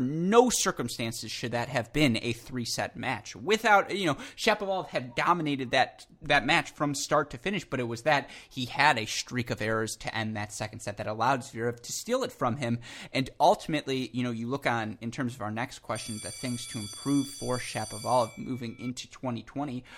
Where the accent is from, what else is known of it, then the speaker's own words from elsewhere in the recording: Michigan, United States; I'm from Michigan.